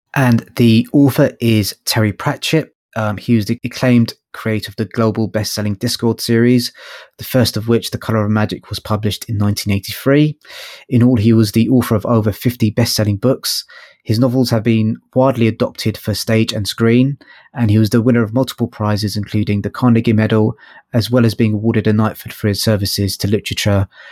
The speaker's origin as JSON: {"language": "English", "region": "London", "country": "United Kingdom", "said": "I'm from London."}